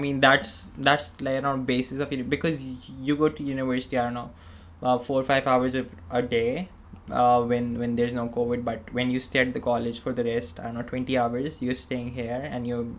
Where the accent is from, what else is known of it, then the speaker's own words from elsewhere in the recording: Pakistan; moved away as an adult; now in Australia; when I came from Pakistan to Australia, I didn't have any friends, any relatives, anyone I knew in Australia. It was just like a new country, new college, new university.